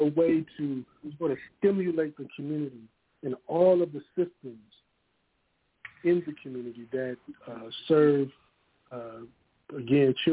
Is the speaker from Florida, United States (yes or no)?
no; Ohio, United States; also born or lived in Austin, Texas; now in Texas, United States; I am from Ohio. I've been in Texas now for about 8 or 9 years.